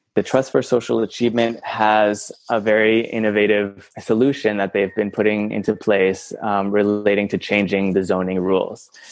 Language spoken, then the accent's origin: English; Iowa, United States; moved away as an adult; also born or lived in Bulgaria; now in Mexico; I'm originally from Iowa